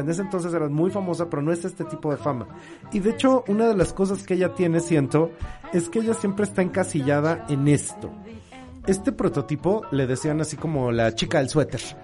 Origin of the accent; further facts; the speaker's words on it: Mexico; como mexicanos